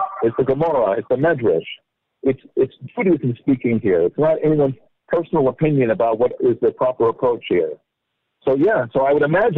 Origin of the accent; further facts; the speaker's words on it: Los Angeles, California, United States; I grew up in Los Angeles